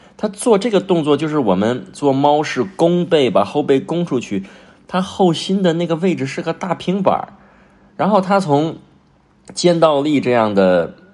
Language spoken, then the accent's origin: Chinese; China; 就像我们中国人蹲这个厕所